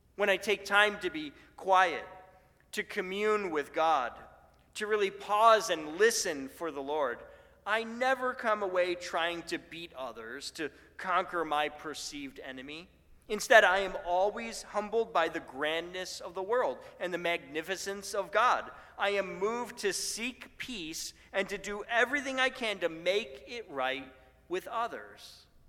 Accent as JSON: {"language": "English", "town": "Buffalo", "region": "New York", "country": "United States", "tie": "born or raised there", "moved": "yes", "said": "where I grew up in Buffalo"}